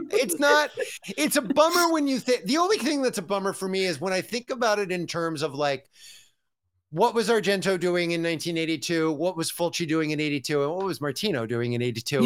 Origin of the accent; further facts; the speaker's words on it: California, United States; as a Californian